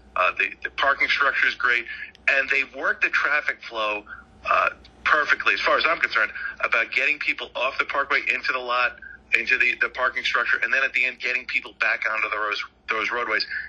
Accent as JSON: {"language": "English", "area": "Long Island", "region": "New York", "country": "United States", "tie": "born or raised there", "said": "growing up on Long Island"}